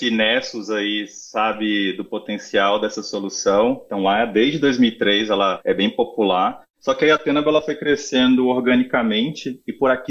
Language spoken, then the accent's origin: Portuguese; Brasília, Federal District, Brazil; Bom, é, eu sou de Brasília, atendo a América Latina já tem um tempo